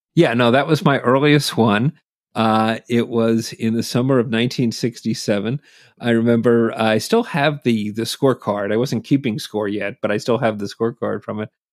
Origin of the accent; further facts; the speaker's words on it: Massachusetts, United States; also born or lived in New Jersey; growing up in Massachusetts